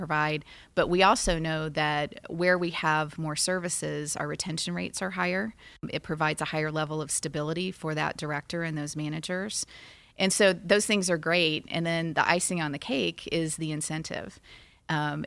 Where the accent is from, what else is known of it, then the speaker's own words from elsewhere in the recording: Poplar Bluff, Missouri, United States; I was born in Poplar Bluff, Missouri.